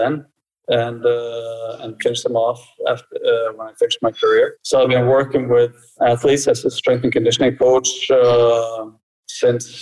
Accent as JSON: {"language": "English", "country": "Norway", "tie": "born or raised there", "also_born_or_lived": "Brazil / United States", "said": "I'm born in Brazil. My mother is Norwegian and my father's from Cape Verde, so I'm kind of a mix. So I grew up mostly in Norway"}